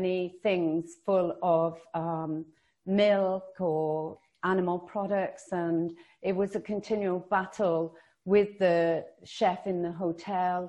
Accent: Wales, United Kingdom; moved away; also born or lived in France; I was growing up in Wales, my mother was forever cooking bones

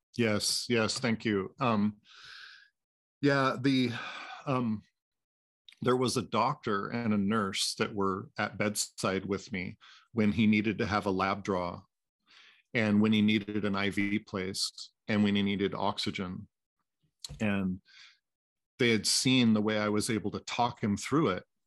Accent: Anacortes, Washington, United States; born and raised in Anacortes, Washington, uh, which is about an hour and a half north of Seattle

